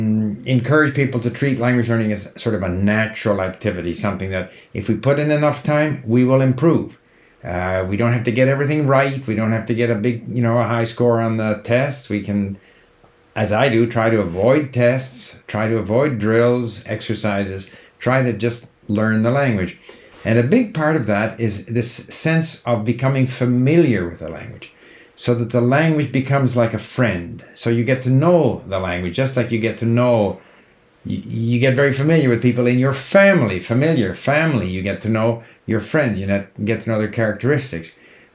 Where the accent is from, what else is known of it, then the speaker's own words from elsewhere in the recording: Canada; accent: Canadian; I think my Canadian accent is somewhat neutral, so it's probably easy for people to understand.